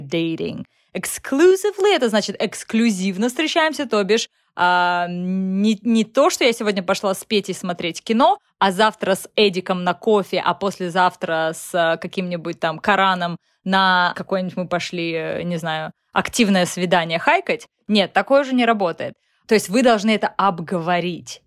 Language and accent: Russian; Russia; now in United States; мне с моим российским сознанием